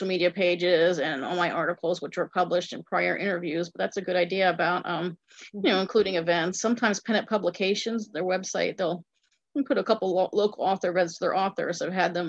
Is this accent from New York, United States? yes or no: no; Cranberry Township, Pennsylvania, United States; now in Indiana, United States; my hometown, Cranberry Township